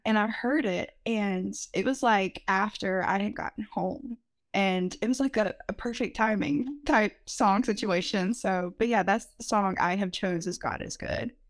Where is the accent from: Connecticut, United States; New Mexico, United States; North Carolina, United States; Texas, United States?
North Carolina, United States; Rutherford County; I'm from Rutherford County, a very small town